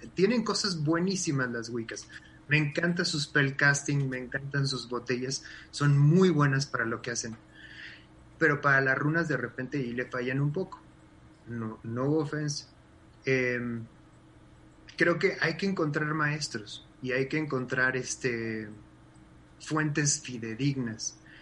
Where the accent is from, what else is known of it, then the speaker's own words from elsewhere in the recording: Mexico; tenemos como mexicanos